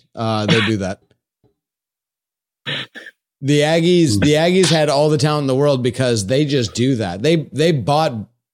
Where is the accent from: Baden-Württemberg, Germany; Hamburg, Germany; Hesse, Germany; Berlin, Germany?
Baden-Württemberg, Germany; Stuttgart; from Stuttgart.